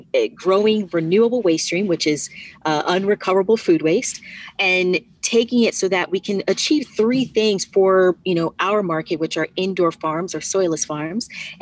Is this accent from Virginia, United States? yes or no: yes; Virginia, United States; now in New York, United States; I am originally from Virginia and went to Virginia Tech, majored in information technology, moved up to New York immediately after